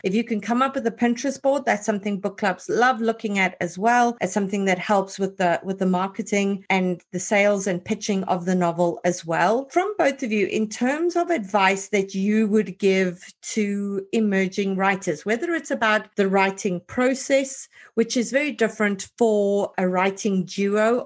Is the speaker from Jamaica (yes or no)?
no; South Africa; as a South African